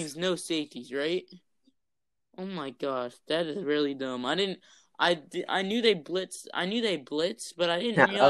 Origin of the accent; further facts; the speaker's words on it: Philadelphia, Pennsylvania, United States; my hometown in Philadelphia